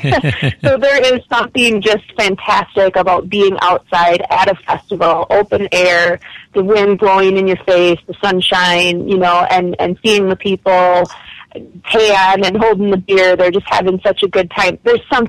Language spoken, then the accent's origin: English; Minnesota, United States; growing up in Minnesota